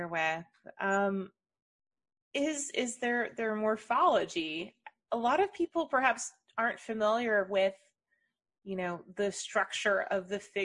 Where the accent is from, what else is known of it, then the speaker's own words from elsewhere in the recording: South Florida, United States; I grew up in South Florida and spent a lot of time also down near Miami